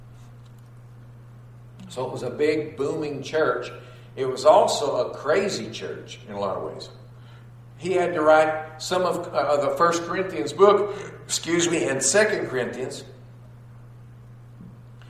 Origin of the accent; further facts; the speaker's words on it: Texas, United States; I'm from the South, grew up in Texas